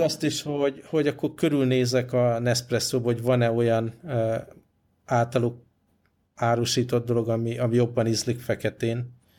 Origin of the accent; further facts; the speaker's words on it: Budapest, Hungary; moved away; még otthon Budapesten én is komolyabban edzettem